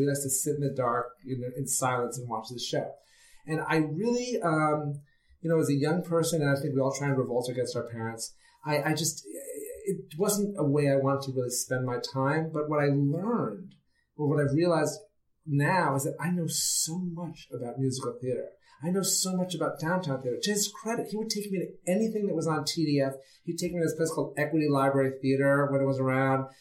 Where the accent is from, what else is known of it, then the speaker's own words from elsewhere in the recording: New York City, New York, United States; I grew up in New York City, and my father loved theater